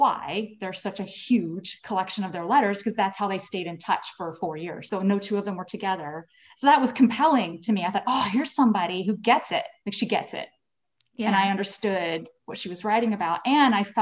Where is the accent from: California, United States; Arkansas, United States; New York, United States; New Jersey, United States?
Arkansas, United States; Little Rock; also born or lived in Dallas; now in Virginia, United States; We grew up in Arkansas